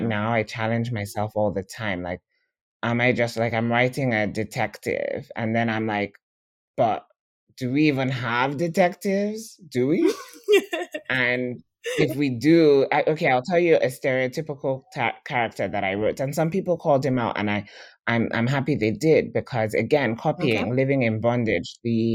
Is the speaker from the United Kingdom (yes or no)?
no; Nigeria; as Nigerian writers